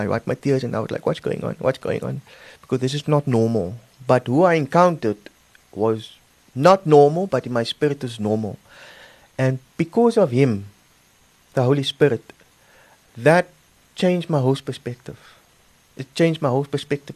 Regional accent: Cape Town, Western Cape, South Africa; moved away; I'm originally from Cape Town

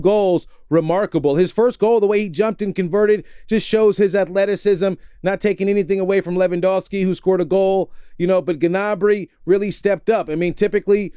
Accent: United States; as an American

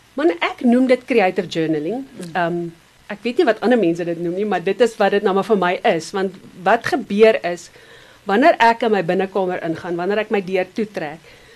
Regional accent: Benoni, Gauteng, South Africa; also born or lived in Nelspruit; ek het in Benoni groot geword. So rukkie in Nelspruit en toe in Benoni

